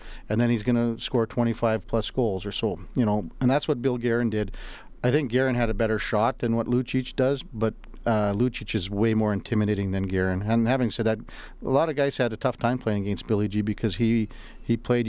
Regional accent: Melville, Saskatchewan, Canada; In Melville, Saskatchewan.

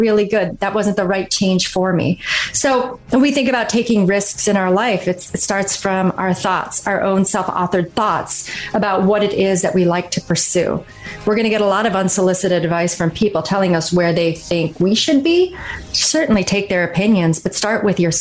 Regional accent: Kalkaska, Michigan, United States; moved away as an adult; I grew up in Northern Michigan, a really small town called Kalkaska

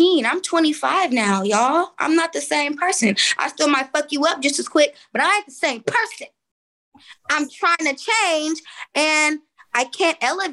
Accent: Oakland, California, United States; I'm from East Oakland. You know, prime hyphy movement

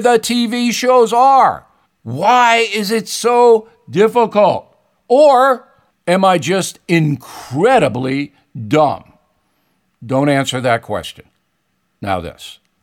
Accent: United States; I'm an American

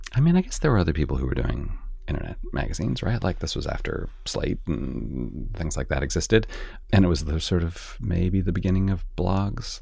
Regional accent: Canada; moved away; I grew up in Canada where the class system is pretty different than it is here

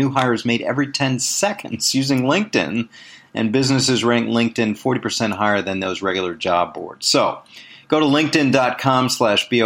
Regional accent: Washington, District of Columbia, United States; I was born and raised in Washington, D.C.

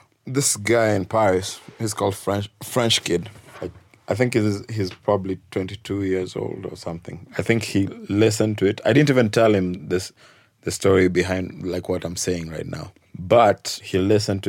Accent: Nairobi, Kenya; I'm from Nairobi, Kenya

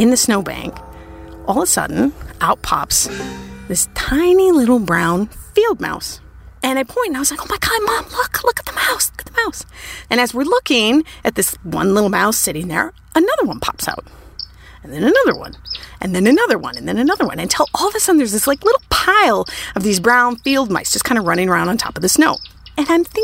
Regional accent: Minnesota, United States; I grew up in Minnesota

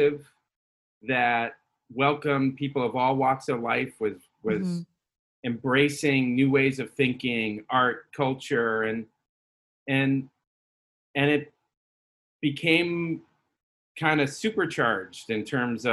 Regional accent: San Francisco, California, United States; moved away as an adult; now in Los Angeles, United States; I was born at Mount Zion Hospital

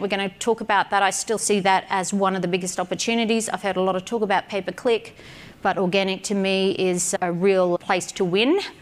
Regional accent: Australia; I'm an Aussie

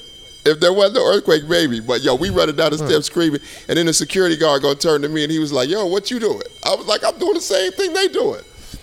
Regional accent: Colorado, United States; I'm from Colorado.

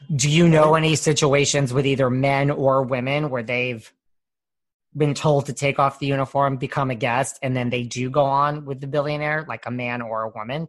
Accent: New York, United States; I'm from New York

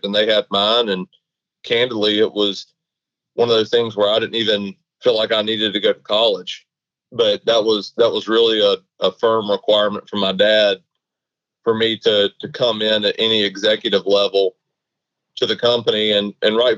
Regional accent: Valdosta, Georgia, United States; born and raised in Valdosta, Georgia

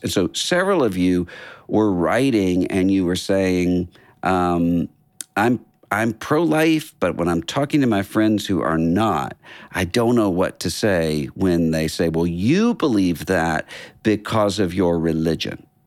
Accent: Biloxi, Mississippi, United States; moved away; our hometown, uh, Biloxi, Mississippi

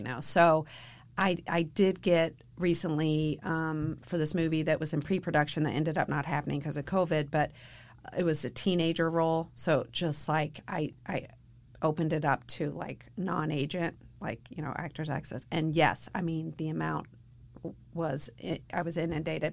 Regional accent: Louisville, Kentucky, United States; moved away; I was raised in Louisville

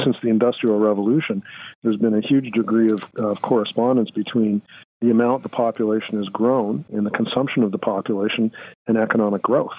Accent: Canada

